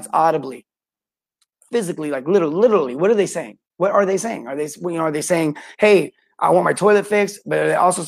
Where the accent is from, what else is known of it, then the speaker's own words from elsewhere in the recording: St. George, Utah, United States; my hometown, St. George, Utah.